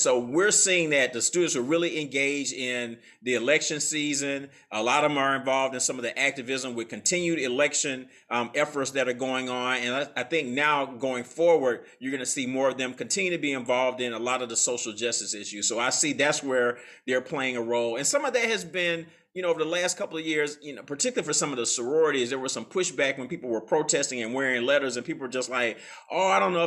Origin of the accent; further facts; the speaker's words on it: Atlanta, Georgia, United States; now in New Orleans, United States; my hometown of Atlanta